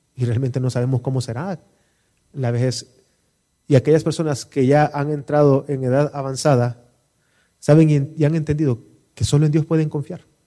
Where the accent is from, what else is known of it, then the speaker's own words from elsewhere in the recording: El Salvador; Como salvadoreños, ¿qué es lo que no nos permite disfrutar de nuestro país